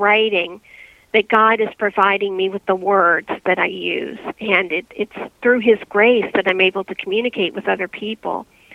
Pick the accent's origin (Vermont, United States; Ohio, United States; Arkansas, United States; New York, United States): Ohio, United States; moved away as an adult; now in Pennsylvania, United States; I'm originally from Ohio